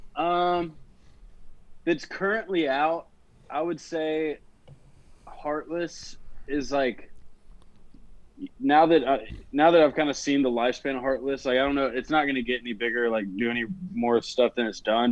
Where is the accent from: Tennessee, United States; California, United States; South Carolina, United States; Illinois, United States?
Tennessee, United States; Nashville; born and raised right here in Nashville, Tennessee